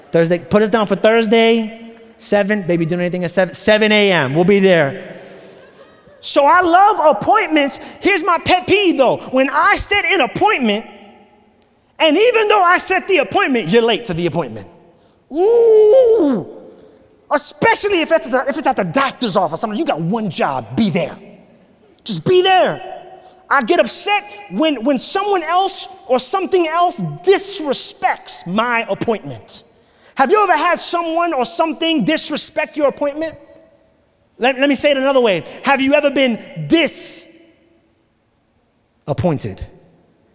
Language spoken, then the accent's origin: English; New York City, New York, United States; now in Florida, United States; I grew up in New York City